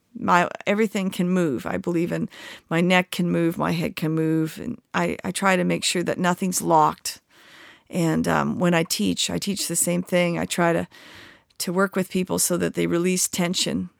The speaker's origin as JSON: {"language": "English", "town": "Victoria", "region": "British Columbia", "country": "Canada", "tie": "born or raised there", "moved": "yes", "lives_now": "Galax, United States", "said": "I grew up in British Columbia, just a couple blocks from the ocean"}